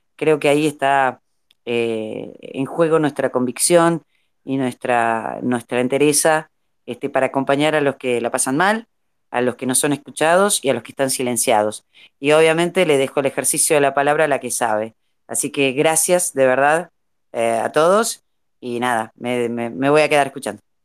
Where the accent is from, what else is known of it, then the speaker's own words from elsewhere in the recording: Jujuy, Argentina; a mí me faltan todas las S, chicos, porque yo soy jujeña y no, no, no pronuncio una S